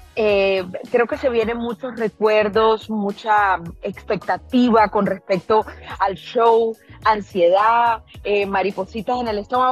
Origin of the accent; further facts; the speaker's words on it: Barranquilla, Atlántico, Colombia; moved away; en mi tierra, en Quilla.